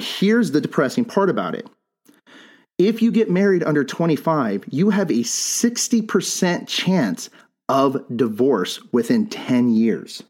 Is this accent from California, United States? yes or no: no; Bisbee, Arizona, United States; I'm from Bisbee